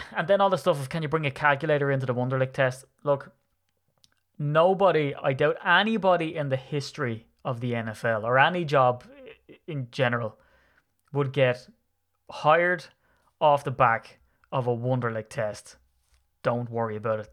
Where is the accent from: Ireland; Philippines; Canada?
Ireland; I'm an Irishman